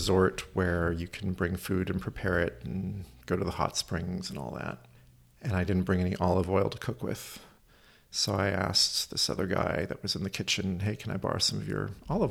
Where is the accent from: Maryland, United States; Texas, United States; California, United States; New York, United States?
California, United States; Oakland; I live over in Oakland